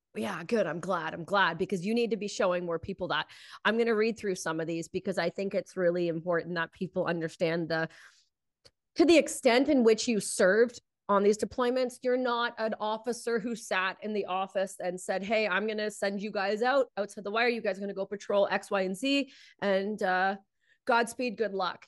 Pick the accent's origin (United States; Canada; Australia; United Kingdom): Canada; being Canadian